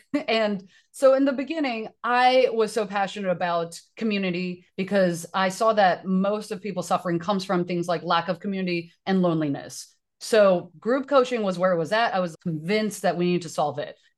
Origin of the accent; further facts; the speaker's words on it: Taiwan; now in United States; I am an immigrant from Taiwan